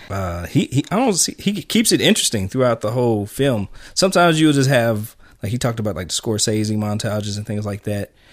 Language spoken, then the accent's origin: English; United States; as an American